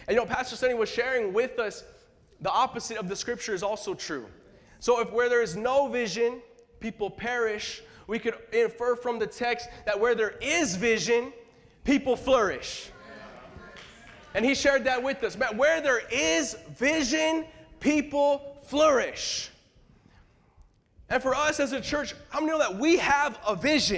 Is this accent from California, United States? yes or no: yes; California, United States; now in Boston, United States; I'm originally from California